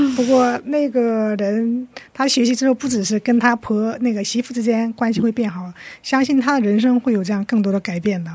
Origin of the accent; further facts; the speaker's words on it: Shenyang, Liaoning, China; now in South Korea; 我来自中国辽宁省沈阳市。哦。啊，现在在韩国工作，然后呢，又在学习这个心理商谈